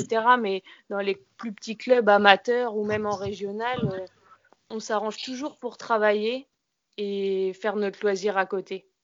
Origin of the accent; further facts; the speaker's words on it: Caen, Normandy, France; moved away as an adult; also born or lived in Bergerac; now in Mérignac, France; moi je suis plutôt originaire de Normandie.